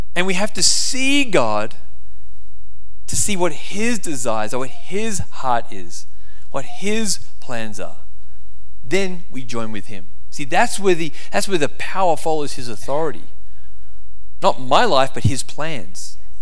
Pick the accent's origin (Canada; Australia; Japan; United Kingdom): Australia; now in United States